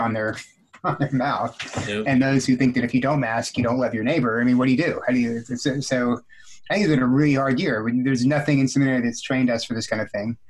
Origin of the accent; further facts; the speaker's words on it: South Texas, United States; moved away; I was from South Texas, so it snows like an inch